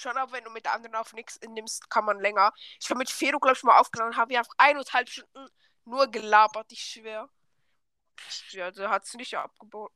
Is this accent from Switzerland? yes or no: yes; Switzerland; accent: Swiss German; Ja, ich komme aus der Schweiz